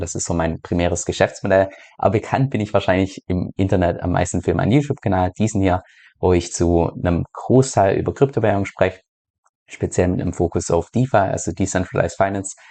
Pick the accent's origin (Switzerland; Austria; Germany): Germany; moved away as an adult; aus Deutschland ausgewandert bin